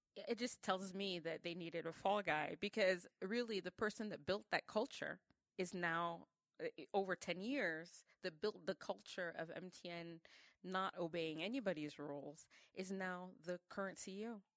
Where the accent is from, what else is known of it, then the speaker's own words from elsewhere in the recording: Cameroon; in Cameroon we operate on a whole different sphere